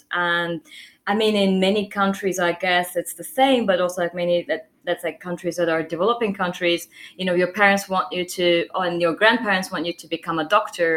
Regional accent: Turkey; moved away as an adult; now in London, United Kingdom; I'm from Turkey. I was born there and I grew up there.

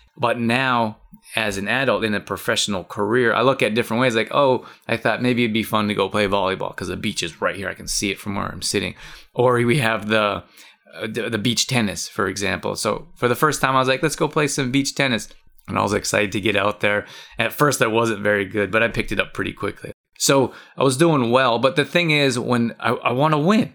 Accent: Canada; I grew up in Canada

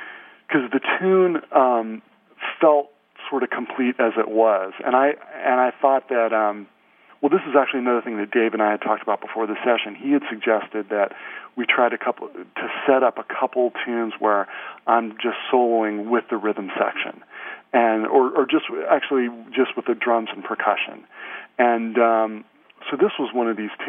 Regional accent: Santa Cruz, California, United States; moved away as an adult; I grew up in Santa Cruz, California

